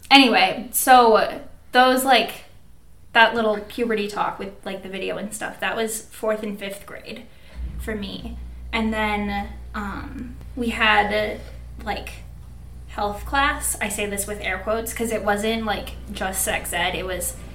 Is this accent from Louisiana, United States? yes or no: no; Minnesota, United States; And I grew up in Minnesota.